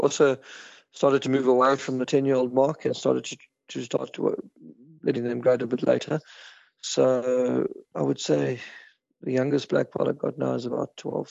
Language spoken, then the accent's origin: English; South Africa; now in Ireland; We moved away from South Africa because of the crime in South Africa, and we wanted to give our children a safer life, which is the case because Ireland is very safe and very friendly, lovely people.